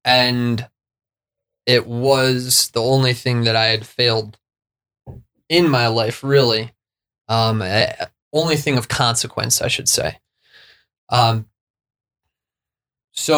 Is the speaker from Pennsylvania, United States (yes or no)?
no; Vail, Colorado, United States; When I was in school, in elementary school, growing up in Vail, Colorado